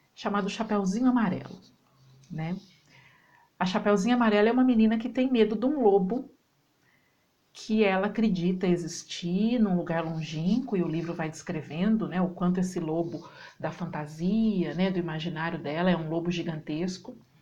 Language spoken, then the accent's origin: Portuguese; Campinas, São Paulo, Brazil; now in Alfenas, Brazil; Moro na cidade de Alfenas, sou campineira, morando aqui na cidade de Alfenas